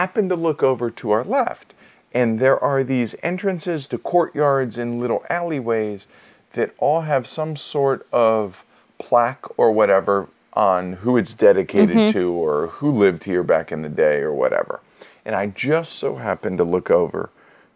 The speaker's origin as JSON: {"language": "English", "country": "United States", "said": "being an American"}